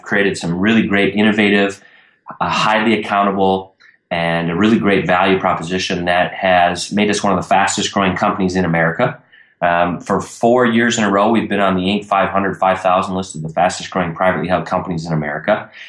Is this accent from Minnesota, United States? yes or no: yes; Minnesota, United States; I grew up in Minnesota. I'm 28 now, and I'm newly retired 2 months ago.